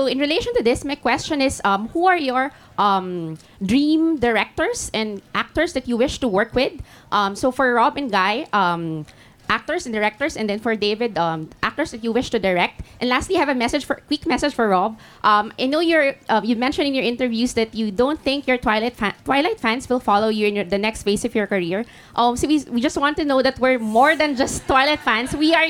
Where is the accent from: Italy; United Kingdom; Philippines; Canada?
Philippines; I'm from the Philippines.